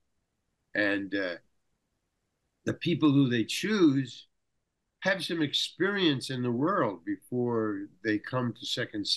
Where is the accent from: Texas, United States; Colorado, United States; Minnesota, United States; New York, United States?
New York, United States; New York City; I come from Far Rockaway, Long Island